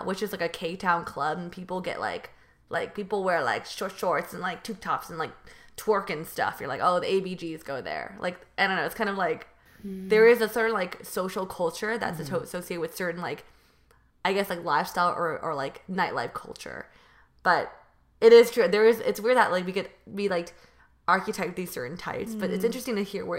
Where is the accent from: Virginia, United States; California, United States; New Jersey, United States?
California, United States; Bay Area; now in Los Angeles, United States; I'm from the Bay Area